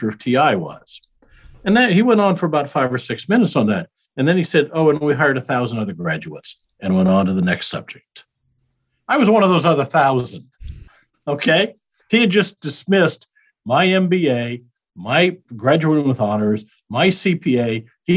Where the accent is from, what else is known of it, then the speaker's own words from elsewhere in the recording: Iowa, United States; moved away as an adult; also born or lived in Kansas City; now in Lewisville, Texas, United States; I'm a Midwestern boy. I grew up in Iowa